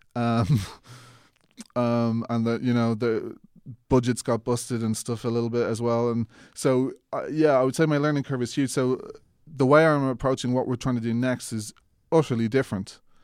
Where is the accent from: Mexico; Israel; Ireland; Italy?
Ireland; accent: Irish; I was Irish